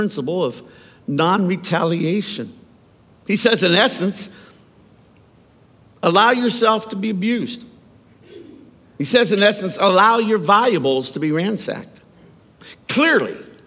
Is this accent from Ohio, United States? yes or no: yes; Youngstown, Ohio, United States; I grew up in Youngstown, Ohio, at a time when Youngstown, Ohio was pretty rough.